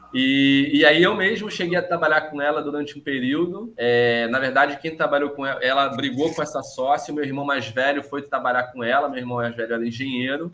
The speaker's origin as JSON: {"language": "Portuguese", "area": "São Conrado", "region": "Rio de Janeiro", "country": "Brazil", "tie": "born or raised there", "said": "eu cresci em São Conrado, que é um bairro de classe média alta"}